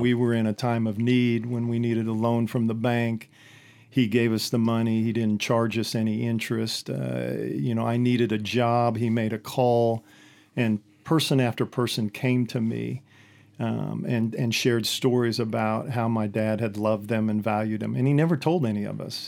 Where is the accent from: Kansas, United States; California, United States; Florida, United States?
Kansas, United States; Hillsboro; born or raised there